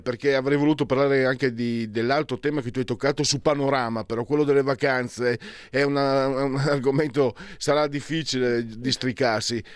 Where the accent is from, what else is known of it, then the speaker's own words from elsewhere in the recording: Pordenone, Friuli-Venezia Giulia, Italy; moved away; dalle mie parti dico alla fine una provincia di, di non so cos'era, 300.000 abitanti dove ero io, Pordenone